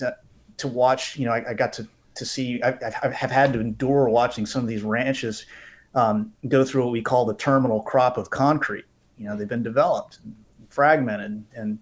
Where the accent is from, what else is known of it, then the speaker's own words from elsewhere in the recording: West Palm Beach, Florida, United States; I was born and raised here in West Palm Beach, and I grew up the son of avid hunters and anglers.